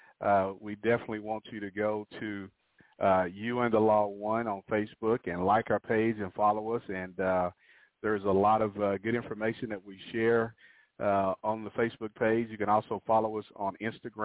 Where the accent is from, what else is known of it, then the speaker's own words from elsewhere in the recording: Hobbs, New Mexico, United States; now in Oklahoma City, United States; my home town of Hobbs, New Mexico